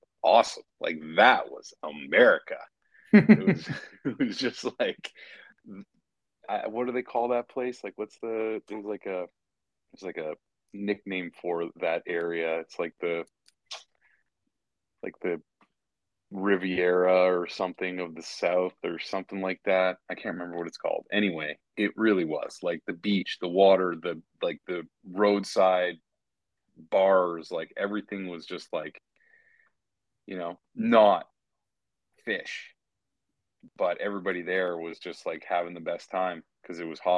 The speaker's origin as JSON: {"language": "English", "country": "Canada", "said": "I'm Canadian"}